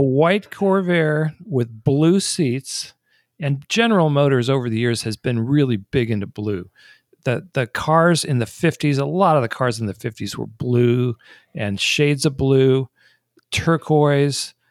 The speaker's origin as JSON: {"language": "English", "town": "Detroit", "region": "Michigan", "country": "United States", "tie": "born or raised there", "also_born_or_lived": "East Coast / Los Angeles, California", "moved": "yes", "said": "one of the things that defines me and cars is the fact that I grew up in Detroit. I was born on the East Coast. My parents moved to Detroit before I was one year old"}